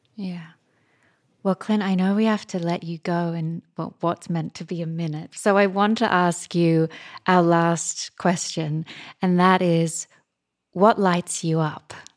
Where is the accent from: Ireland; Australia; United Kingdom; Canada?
Australia; as an Australian